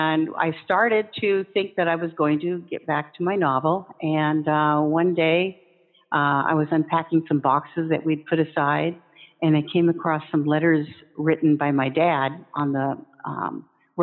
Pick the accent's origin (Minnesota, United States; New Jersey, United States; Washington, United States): Washington, United States; Olympia; I was born and raised in Olympia